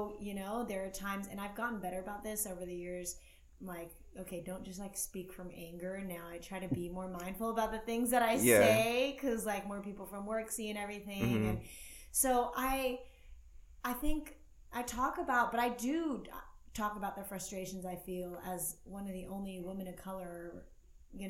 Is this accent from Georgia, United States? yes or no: yes; Atlanta, Georgia, United States; growing up in Atlanta, Georgia